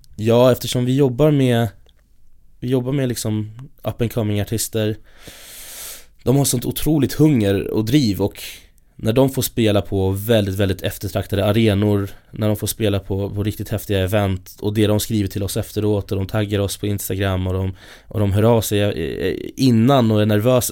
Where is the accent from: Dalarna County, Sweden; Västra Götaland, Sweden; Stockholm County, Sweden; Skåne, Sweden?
Stockholm County, Sweden; Stockholm; Jag har ju turen att jag kommer från Stockholm, från, ja, här i Stockholm